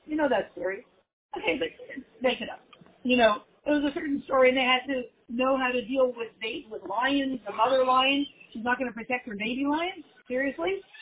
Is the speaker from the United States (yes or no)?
no; Canada; moved away